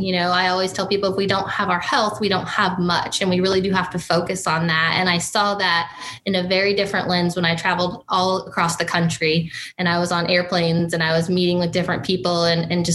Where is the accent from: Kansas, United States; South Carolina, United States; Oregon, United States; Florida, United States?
Kansas, United States; Republic County; also born or lived in Mitchell County, Kansas; I was born and raised in Kansas. I am not a Mitchell County native. I actually grew up just a few counties above, up in Republic County, and spent my younger years there